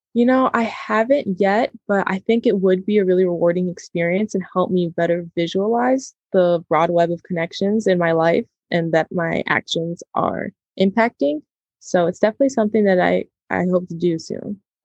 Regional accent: Chicago, Illinois, United States; also born or lived in Madison, Wisconsin; I was born and raised in the Chicagoland area, and I'm a second generation Mexican American

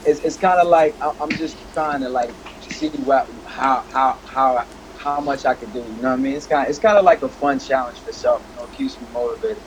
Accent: United States; also born or lived in Paris, France / Comoros; my family moved to uh, to D.C. and Maryland area. So I grew up there

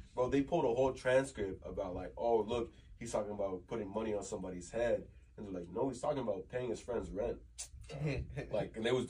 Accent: Texas, United States; Especially as somebody from the South, like I'm from Texas

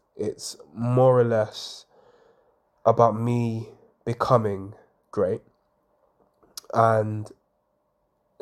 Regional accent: London, United Kingdom; I grew up, I was born in Hackney in Homerton, to a mum of three

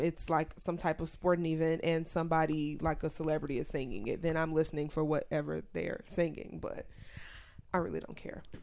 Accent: Chicago, Illinois, United States; my hometown

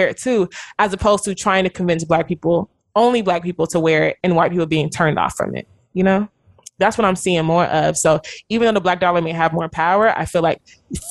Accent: Nigeria; now in United States; being Nigerian

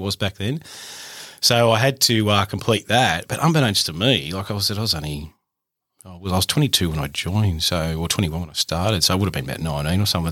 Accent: Lake Macquarie, New South Wales, Australia; I grew up in a little uh, town called Ye, uh, Lake Macquarie, in the sort of bottom end of Lake Mac

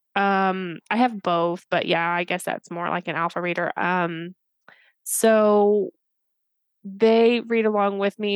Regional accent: Indiana, United States; I'm from Indiana

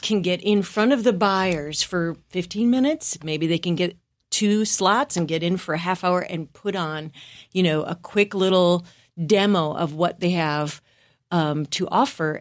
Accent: Wisconsin, United States; moved away as an adult; I'm from the Midwest, from a small town in Wisconsin

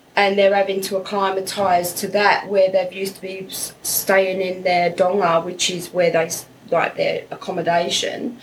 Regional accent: England, United Kingdom; moved away as an adult; now in Australia; I'm from England, United Kingdom

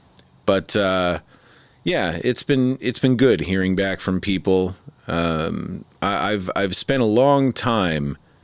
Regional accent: Midwest, United States; I'm originally from the Midwest, so snow.

